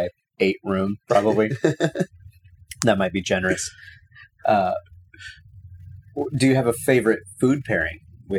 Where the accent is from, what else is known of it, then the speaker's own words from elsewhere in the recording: Texas, United States; It's probably Coors growing up in Texas.